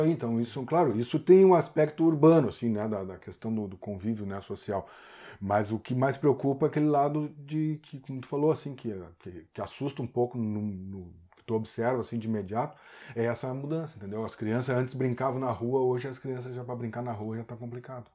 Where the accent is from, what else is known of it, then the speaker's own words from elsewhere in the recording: Porto Alegre, Rio Grande do Sul, Brazil; moved away as an adult; now in Garopaba, Brazil; sou natural de Porto Alegre, minha mãe é Catarina, meu pai é gaúcho